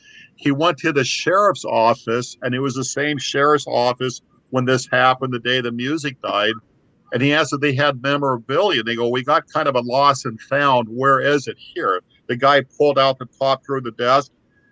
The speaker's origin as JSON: {"language": "English", "area": "Puget Sound area", "region": "Washington", "country": "United States", "said": "We're all from the Puget Sound area"}